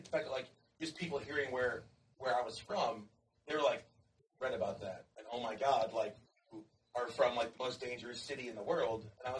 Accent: St. Louis, Missouri, United States; also born or lived in France; I'm from St. Louis, Missouri.

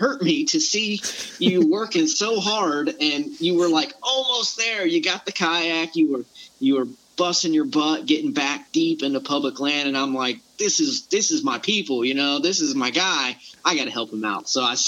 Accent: Florida, United States; now in Fort Stewart, United States; But I was born and raised in the South. I grew up in the Panhandle of Florida, or Panama City and Pensacola area, so I'm very familiar with the swamps and the type of hunting that you guys deal with.

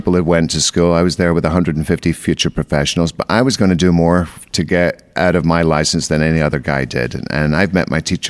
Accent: Scotland, United Kingdom; moved away as an adult; I'm originally Scottish, so I've been here for, I came here when I'm 24

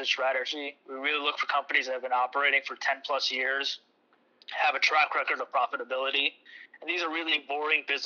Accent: New Jersey, United States; My partner and I were born and raised in the state

